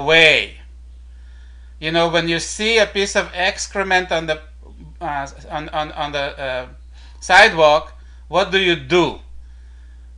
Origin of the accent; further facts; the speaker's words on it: Israel; my home country of Israel